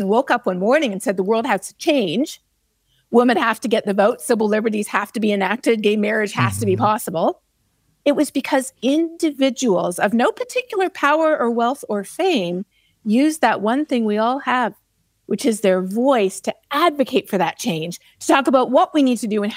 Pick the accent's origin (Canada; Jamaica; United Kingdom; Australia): Canada; now in Texas, United States; I'm a Canadian and I live in Texas